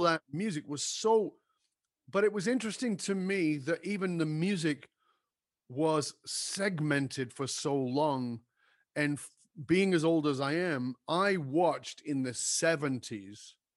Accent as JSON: {"language": "English", "town": "Manchester", "region": "North West England", "country": "United Kingdom", "tie": "born or raised there", "moved": "yes", "said": "I was born in Northern England in a in a in a in a ghetto area"}